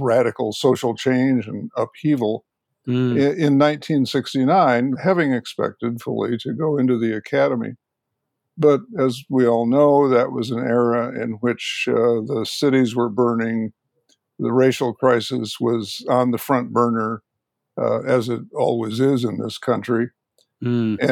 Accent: Chicago, Illinois, United States; moved away as an adult; also born or lived in Minnesota / New York City / Berkeley; I was born and raised in the Chicago area

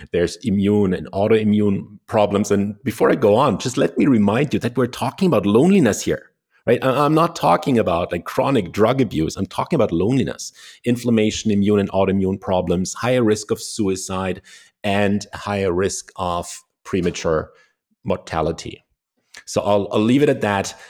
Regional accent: Germany; I was born in Germany

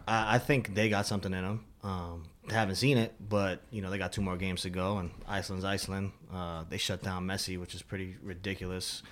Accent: United States; also born or lived in Madrid; I'm American

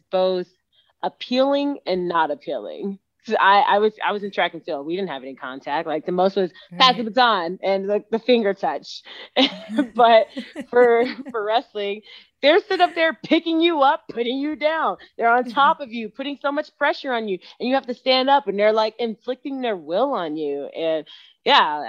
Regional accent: Katy, Texas, United States; moved away as an adult; now in Colorado Springs, United States; from Katy, Texas, my hometown, went to school at Morton Ranch.

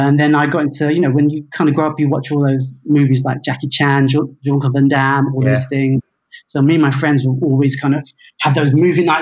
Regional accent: London, United Kingdom; I was born in England, London. Yeah, in Chelsea.

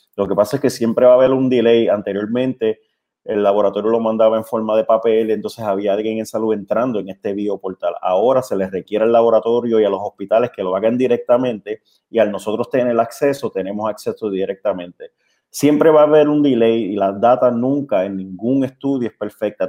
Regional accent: Puerto Rico; Como somos los puertorriqueños

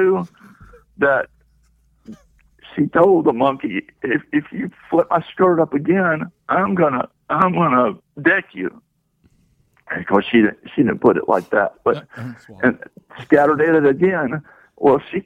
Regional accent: Memphis, Tennessee, United States; now in Chattanooga, United States; I grew up in Memphis

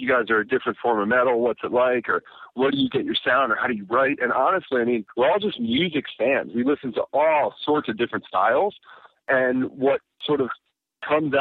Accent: Baltimore, Maryland, United States; Baltimore, born and raised

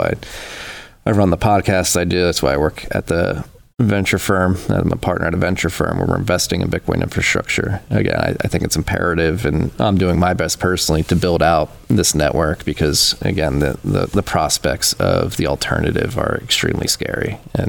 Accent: Philadelphia, Pennsylvania, United States; I was born in Philadelphia, and I grew up going to Catholic school in Philadelphia as well

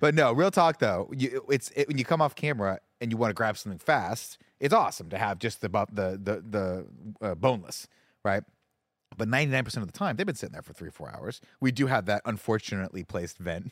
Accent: Riverside, California, United States; when I grew up in Riverside, we used to go to the Canyon Crest Center

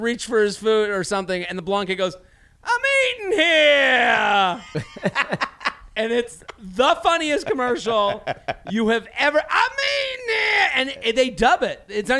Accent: Boston, Massachusetts, United States; I'm from Boston.

